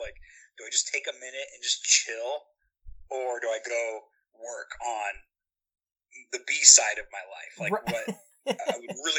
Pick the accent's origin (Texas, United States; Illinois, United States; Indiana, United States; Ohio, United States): Indiana, United States; Because we're from Indiana.